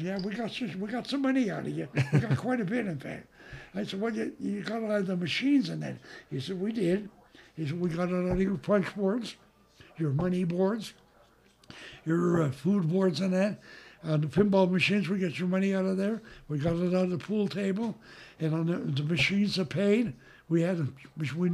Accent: Butte, Montana, United States; moved away as an adult; also born or lived in California / Hawaii; I was from Butte, and my brother and I owned the Met Tavern in Butte

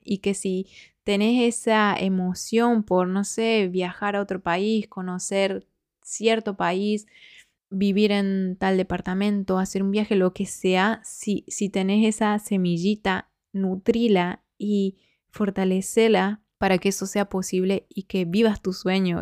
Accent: Argentina; moved away as an adult; now in Spain

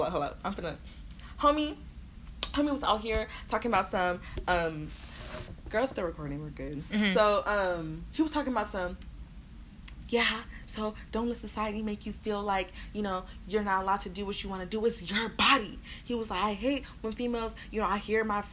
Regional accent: Houston, Texas, United States; I'm from Houston

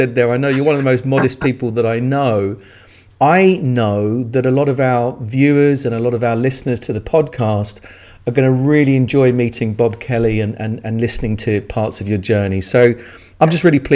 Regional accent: England, United Kingdom; as an Englishman based in the UK

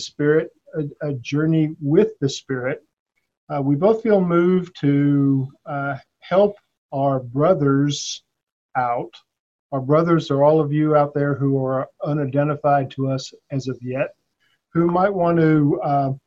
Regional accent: San Antonio, Texas, United States; moved away; I grew up in South Texas in San Antonio

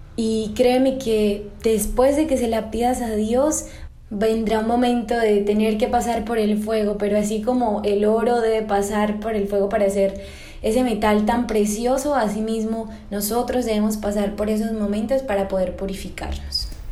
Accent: Colombia; desde mi tierra natal, desde Colombia

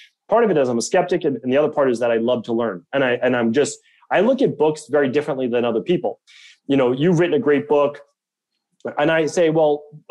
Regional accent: Medford, Massachusetts, United States; I grew up in Medford, Massachusetts

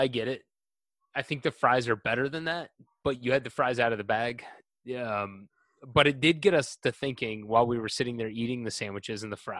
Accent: the South, United States; I'm from the South.

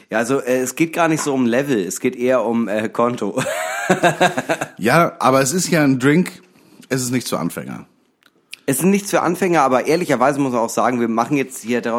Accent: Germany; first language French; German is a second language; Nee, meine Muttersprache ist Französisch, aber ich bin Deutscher.

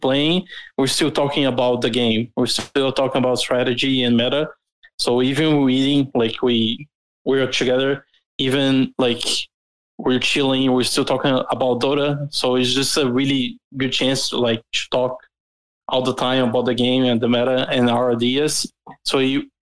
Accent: Brazil; I'm from Brazil

